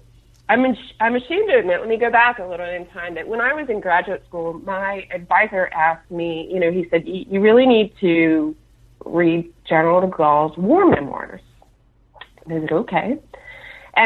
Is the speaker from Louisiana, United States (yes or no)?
yes; Louisiana, United States; moved away as an adult; also born or lived in Atlanta, Georgia; we moved from Atlanta back to my native Louisiana